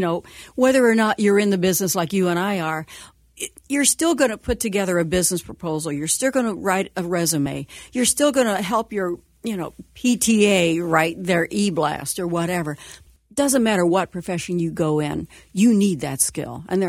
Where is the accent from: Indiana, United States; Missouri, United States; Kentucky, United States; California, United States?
Indiana, United States; Connersville; now in Cincinnati, United States; I grew up in Connersville, Indiana, which was about 40 miles from here.